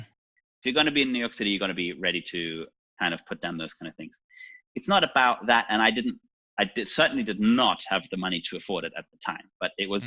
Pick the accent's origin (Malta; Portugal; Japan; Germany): Germany; moved away; also born or lived in New York City; I was born in East Germany, I didn't come from a wealthy family.